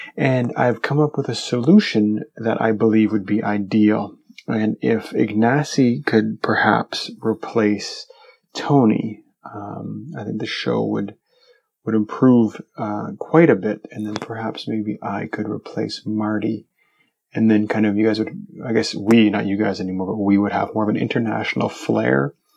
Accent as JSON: {"language": "English", "country": "Canada", "said": "I'm Canadian"}